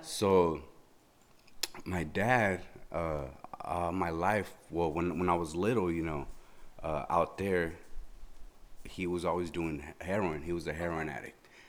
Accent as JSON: {"language": "English", "town": "Mexicali", "region": "Baja California", "country": "Mexico", "tie": "born or raised there", "moved": "yes", "said": "I was born in Mexicali"}